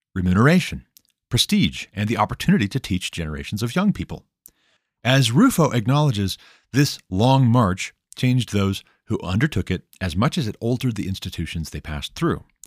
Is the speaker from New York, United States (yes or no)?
no; Montana, United States; moved away as an adult; We moved back to my home state of Montana in two thousand twelve